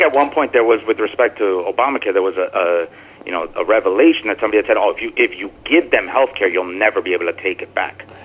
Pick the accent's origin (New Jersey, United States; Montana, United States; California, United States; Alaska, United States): New Jersey, United States; also born or lived in Brooklyn; I'm from New Jersey. I I live in Jersey.